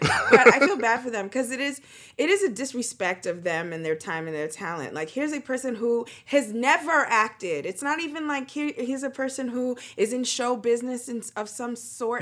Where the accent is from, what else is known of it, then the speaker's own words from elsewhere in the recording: United States; I'm American